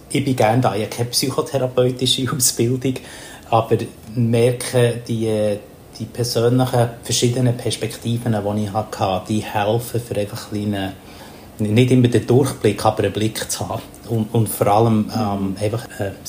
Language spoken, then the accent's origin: German; Papua New Guinea; also born or lived in Thailand; now in Bern, Switzerland; ich bin äh, in Asien aufgewachsen, also in Papua-Neuguinea. Und darum habe ich einen Bezug, dass ich jetzt hier in Thailand etwa vier, fünf Monate vom Jahr lebe. Mein anderer Mittelpunkt ist in Bern, wo ich daheim bin.